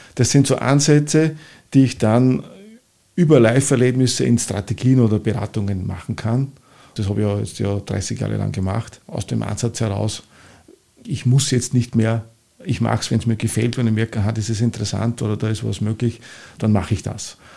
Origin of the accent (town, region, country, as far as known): St. Georgen im Walde, Upper Austria, Austria; born or raised there; accent: oberösterreichisch; moved away as an adult; also born or lived in Linz; now in Vienna, Austria